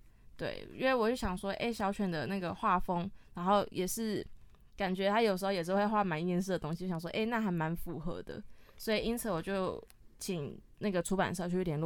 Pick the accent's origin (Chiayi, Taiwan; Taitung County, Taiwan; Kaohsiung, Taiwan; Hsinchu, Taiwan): Hsinchu, Taiwan; 因为我我是新竹人，